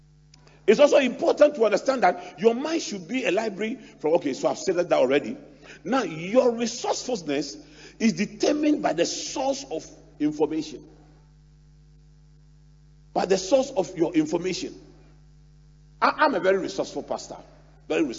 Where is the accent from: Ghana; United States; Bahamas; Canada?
Ghana; I'm 52. I'm a Ghanaian.